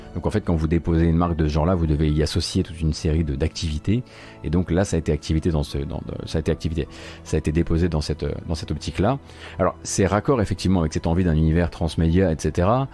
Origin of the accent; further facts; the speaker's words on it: Lorraine, Grand Est, France; je suis lorrain